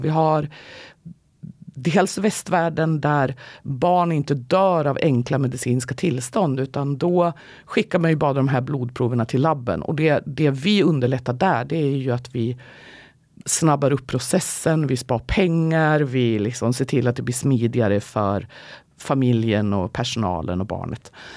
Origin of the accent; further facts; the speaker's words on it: Gävle, Gävleborg County, Sweden; jag kommer faktiskt från Gävle och inte från Karlstad